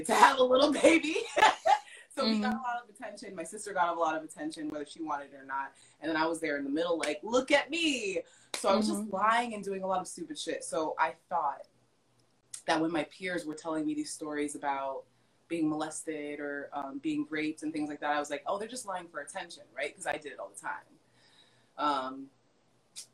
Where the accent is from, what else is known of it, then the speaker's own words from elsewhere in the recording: Hollywood, Florida, United States; I was brought up in Hollywood, Florida